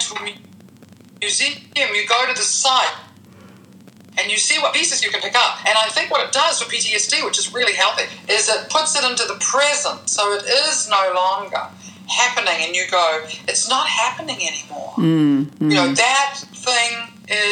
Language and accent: English; New Zealand; moved away; growing up in New Zealand in that British colonial world